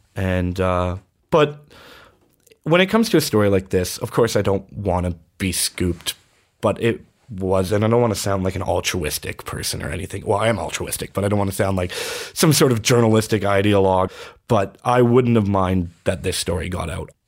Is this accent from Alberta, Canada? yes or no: yes; Fort Saskatchewan, Alberta, Canada; moved away as an adult; also born or lived in Edmonton, Alberta; my hometown